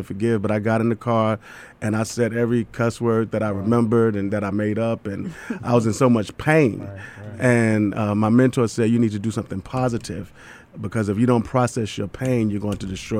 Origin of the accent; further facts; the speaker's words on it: New York City, New York, United States; I'm born and raised in Brooklyn, New York